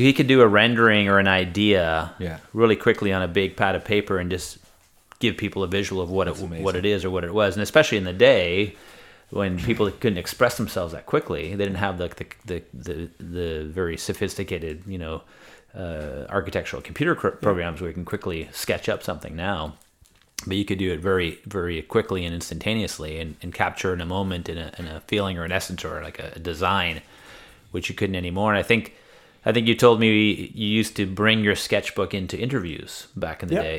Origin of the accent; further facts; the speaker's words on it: Canada; And we were saying, hey, we're from Canada.